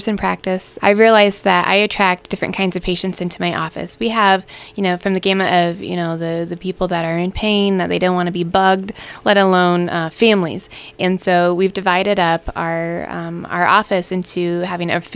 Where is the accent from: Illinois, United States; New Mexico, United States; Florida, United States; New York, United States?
Illinois, United States; Central; moved away as an adult; now in Wentzville, United States; I was born and raised in Central Illinois